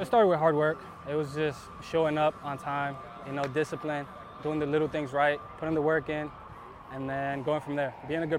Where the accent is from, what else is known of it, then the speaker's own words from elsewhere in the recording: Providence, Rhode Island, United States; When I was growing up in Providence